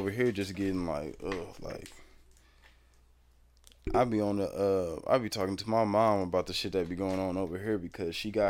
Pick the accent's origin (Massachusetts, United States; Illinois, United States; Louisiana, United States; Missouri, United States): Missouri, United States; Overland; I'm mainly, you know, from Overland. I grew up around here, you know, shout out to Parkside too, but I grew up in Overland, and Overland, Woodson Terrace, St. Anne, that whole little mid-county territory right there